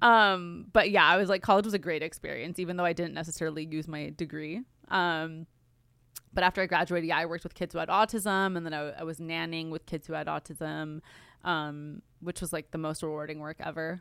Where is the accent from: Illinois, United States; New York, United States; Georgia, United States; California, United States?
California, United States; Glendale; I'm from Glendale, California, which is, like, it's, it's L